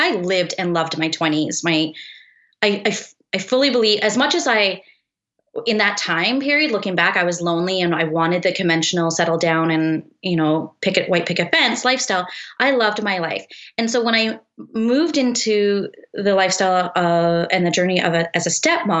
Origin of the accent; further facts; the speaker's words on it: Eastern Canada, Canada; moved away as an adult; now in Kelowna, Canada; we're both actually from Eastern Canada. We both met there actually as teenagers.